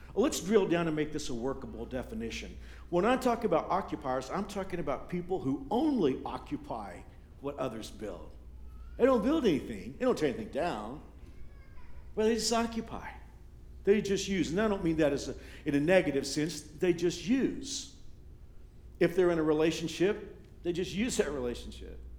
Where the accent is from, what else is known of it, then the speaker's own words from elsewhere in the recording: Texas, United States; now in Kansas, United States; When I was growing up in Texas, I grew up in a redneck part of the state